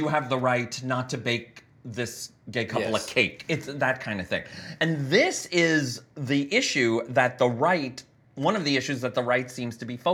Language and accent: English; United States; moved away; I'm from the States